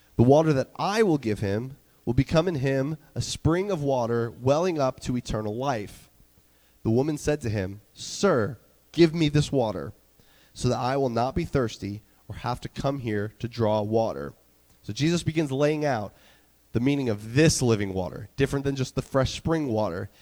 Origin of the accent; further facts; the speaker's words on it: North Carolina, United States; moved away; the church that I grew up in in North Carolina